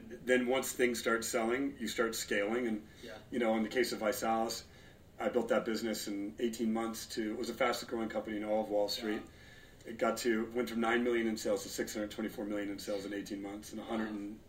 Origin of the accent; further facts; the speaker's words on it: Los Angeles, California, United States; also born or lived in Torrance, California / Detroit, Michigan; I was born in Torrance, grew up in the Valley, and now we're in the Hollywood Hills.